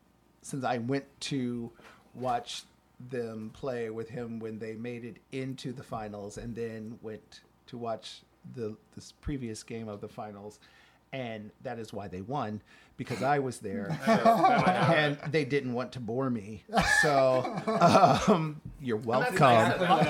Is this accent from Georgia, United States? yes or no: no; Detroit, Michigan, United States; moved away; I'm born and raised in Detroit